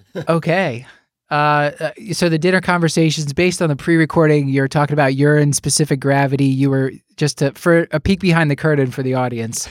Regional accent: Philadelphia, Pennsylvania, United States; Here in my hometown of Philadelphia, Pennsylvania

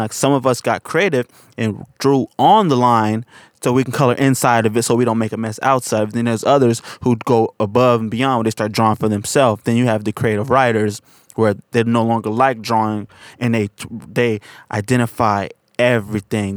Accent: San Francisco, California, United States; I'm from Hunters Point, and a lot of people I grew up

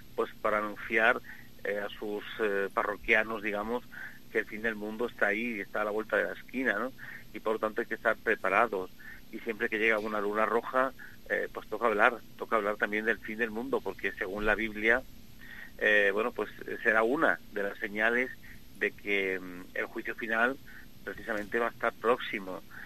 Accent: Extremadura, Spain; moved away as an adult; also born or lived in Madrid; ya no estoy en Madrid, ahora estoy en mi, tierra, en Extremadura, trabajando precisamente en mi pueblo

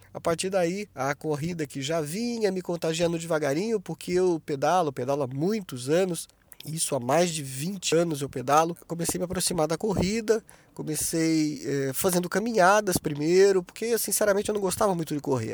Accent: Taubaté, São Paulo, Brazil; now in Joinville, Brazil; eu nasci em Taubaté, né, no interior de São Paulo

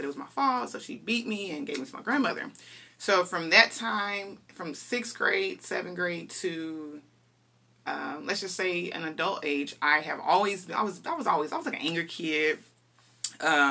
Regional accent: Dallas, Texas, United States; I'm a Dallas native. I'm, you know, born and raised in Dallas, Texas

